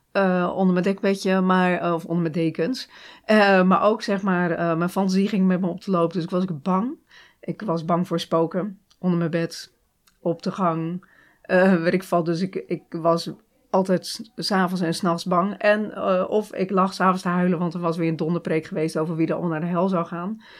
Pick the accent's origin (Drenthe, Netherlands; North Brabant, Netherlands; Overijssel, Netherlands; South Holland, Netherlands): South Holland, Netherlands; Hardinxveld-Giessendam; moved away; also born or lived in Rotterdam; ik woon in Harniksveld. dus ik kom echt uit de Alblasserwaard